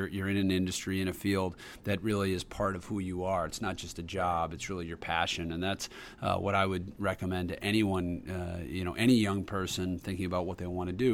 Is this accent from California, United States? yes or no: no; Brookline, Massachusetts, United States; growing up in Brookline, being a mile from Fenway Park